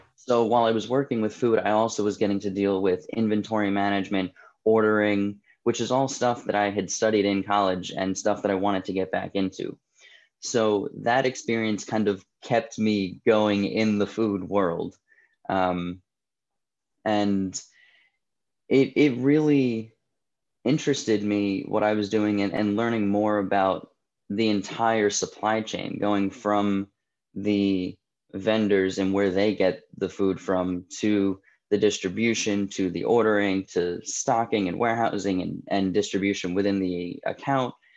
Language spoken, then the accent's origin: English; New Jersey, United States; moved away as an adult; also born or lived in Delaware; now in Boston, United States; I'm originally from New Jersey, um, born and raised